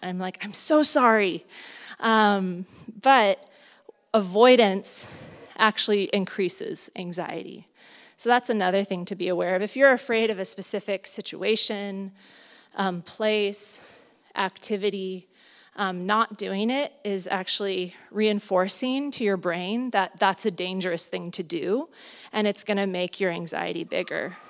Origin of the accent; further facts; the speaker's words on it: Southern California, United States; now in Santa Cruz, United States; I'm from Southern California